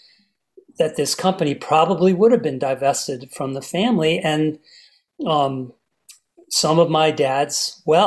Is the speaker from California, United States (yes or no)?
no; New Jersey, United States; as an American kid in a basement of a house in New Jersey